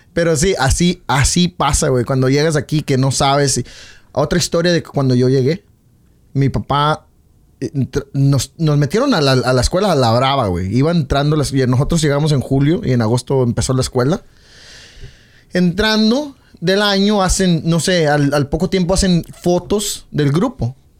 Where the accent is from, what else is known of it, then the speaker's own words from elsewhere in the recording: Zacatecas, Mexico; now in United States; como mexicano